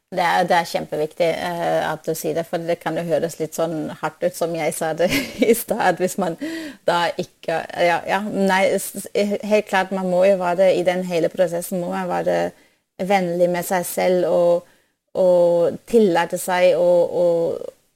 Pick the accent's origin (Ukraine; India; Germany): Germany; Norwegian is a second language; now in Norway; Jeg er opprinnelig fra, fra Tyskland, og så når jeg kom til, eh, til Norge